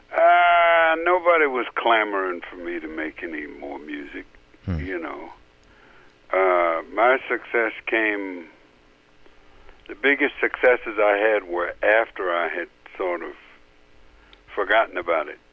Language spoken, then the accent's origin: English; West Virginia, United States; I grew up in West Virginia